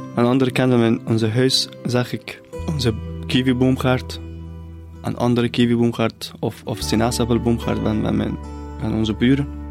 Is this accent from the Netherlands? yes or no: no; near the Caspian Sea, northern Iran, Iran; Dutch is a second language; moved away as an adult; now in Ghent, Belgium; Ik ben opgegroeid in het noorden van Iran, dicht bij de Kaspische Zee.